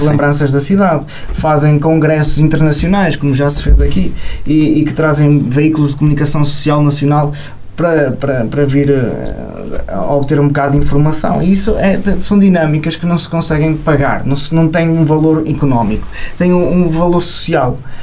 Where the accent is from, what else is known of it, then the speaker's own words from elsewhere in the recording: Amarante, Norte, Portugal; now in Vila Real, Portugal; Eu sou de Amarante e andei no Colégio São Gonçalo